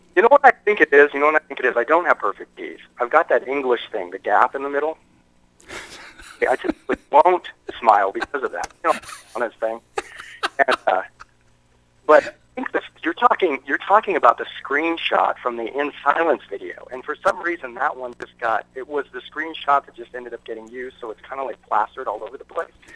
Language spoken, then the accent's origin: English; United States; I'm American.